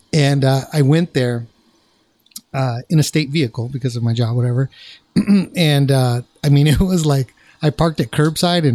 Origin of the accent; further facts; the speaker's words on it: Orange County, California, United States; I'm from Orange County, and so I worked all over South County